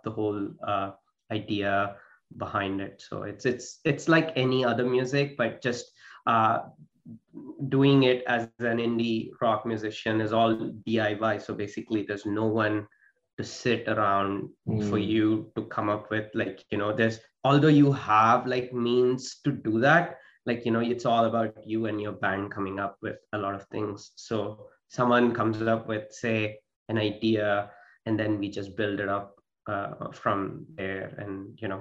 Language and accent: English; southern India, India; moved away as an adult; also born or lived in United States / Sri Lanka / Australia; now in Canada; I was born and raised in India. So being mostly, you know, in the southern side of India, grew up there.